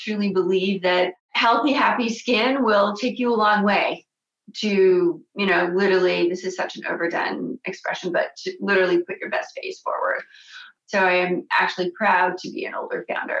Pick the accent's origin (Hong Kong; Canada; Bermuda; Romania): Canada; moved away as an adult; also born or lived in France / Los Angeles, United States; as a Canadian